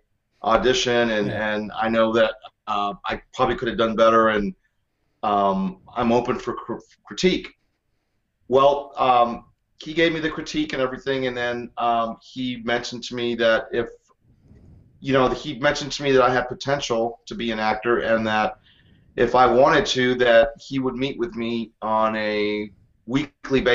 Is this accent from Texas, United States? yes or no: yes; El Paso, Texas, United States; I am originally from Texas, El Paso, Texas, to be exact